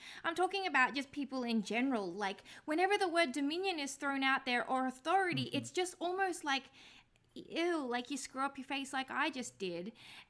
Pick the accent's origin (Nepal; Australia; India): Australia; I'm Australian